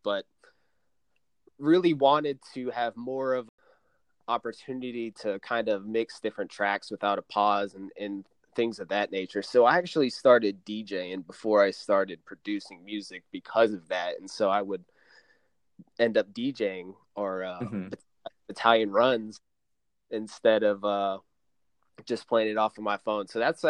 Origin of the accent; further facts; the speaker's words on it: Raleigh, North Carolina, United States; also born or lived in Boston, Massachusetts / Florida; I'm from Raleigh, North Carolina, actually. I moved around a bit, but Raleigh, North Carolina would be my home.